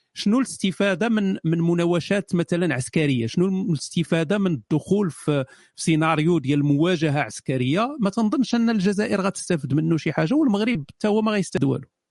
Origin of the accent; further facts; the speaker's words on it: Morocco; حنا مغاربه